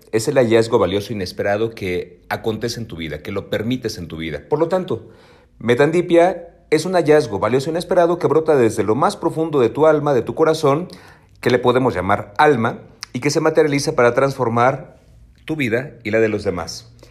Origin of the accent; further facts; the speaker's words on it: Mexico City, Mexico; soy chilango de nacimiento